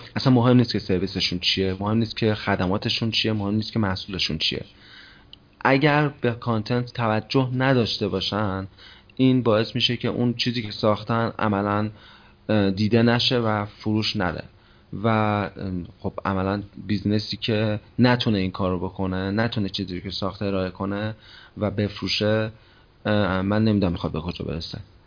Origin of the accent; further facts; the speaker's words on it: Kerman Province, Iran; کرمانی هم متولد کرمانم کرمان بزرگ شدم